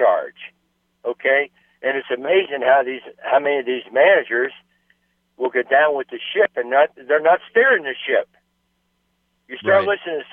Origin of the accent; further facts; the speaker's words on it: Cincinnati, Ohio, United States; I was born in Cincinnati, Ohio